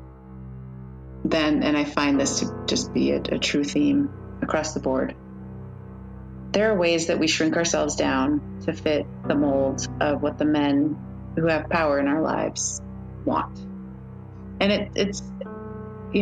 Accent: Midwest, United States; a Midwestern woman

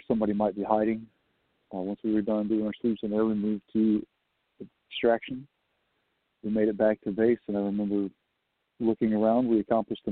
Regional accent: Southeast Texas, United States; moved away; I'm from Southeast Texas

